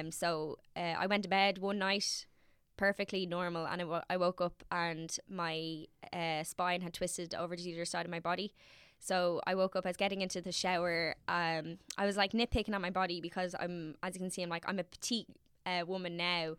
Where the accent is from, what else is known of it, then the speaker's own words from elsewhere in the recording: Dublin, Leinster, Ireland; I'm from Navan Road, which sits in between Castle Knock and Cabra.